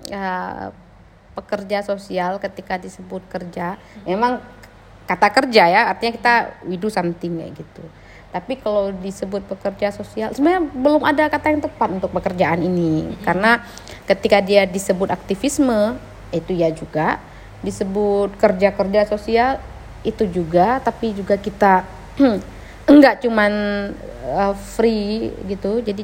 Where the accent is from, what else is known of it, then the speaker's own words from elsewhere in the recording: Aceh, Indonesia; Kebetulan aku di waktu kecil itu sempat merasakanlah beberapa kali kontak senjata